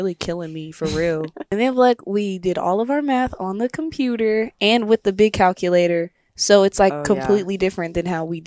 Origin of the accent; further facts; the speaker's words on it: Tennessee, United States; moved away; I am actually from Tennessee.